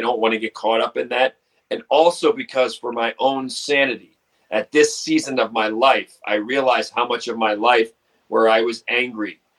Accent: Baltimore, Maryland, United States; now in Utah, United States; being a child of Baltimore, growing up in Baltimore, where you have the four seasons

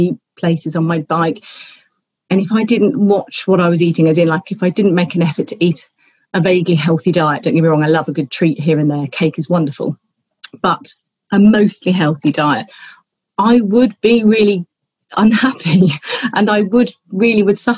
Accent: Colchester, East of England, United Kingdom; now in Somerset, United Kingdom; My great-granddad opened a bike shop in my hometown of Colchester

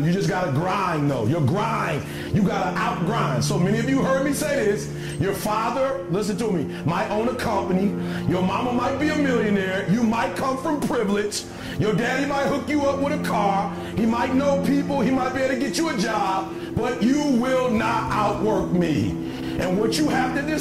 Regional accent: Detroit, Michigan, United States; I'm from Detroit, homeless.

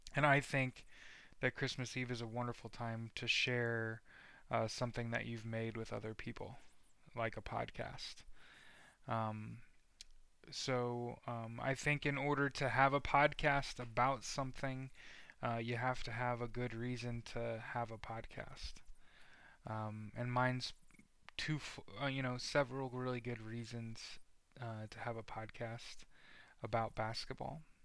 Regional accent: Indiana, United States; also born or lived in outside Chicago, Illinois; moved to Indiana

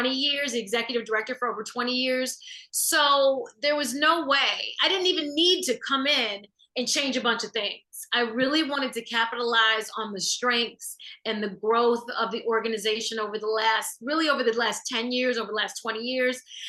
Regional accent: Chicago, Illinois, United States; I grew up and was born and raised on the South Side of Chicago

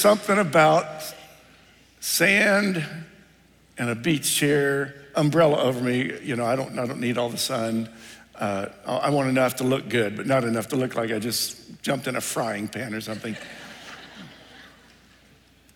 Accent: Ohio, United States; moved away; I grew up in Ohio

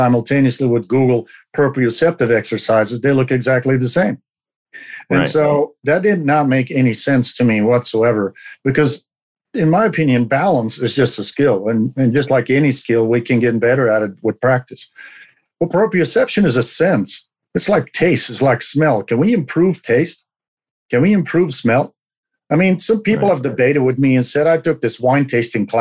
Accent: Belgium; moved away as an adult; now in Oregon, United States; I'm originally from Belgium, where I was a medic for the commandos and the military forces

